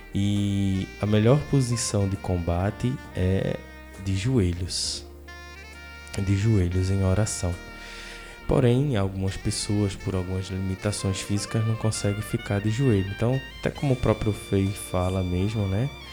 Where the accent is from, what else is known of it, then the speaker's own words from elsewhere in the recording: Quipapá, Pernambuco, Brazil; nós somos de Pernambuco, eu sou nascido em Quipapá, uma cidade bem vizinha de panelas